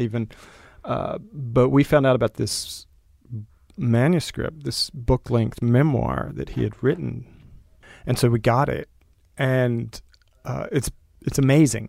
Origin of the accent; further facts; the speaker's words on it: Del Rio, Texas, United States; moved away; I grew up in Del Rio, Texas.